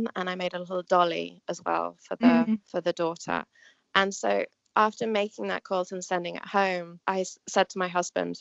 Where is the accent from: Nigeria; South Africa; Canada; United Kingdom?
United Kingdom; England; moved away as an adult; also born or lived in New York, United States; now in United States; I was born in England, and I moved to the States about 17, 18 years ago.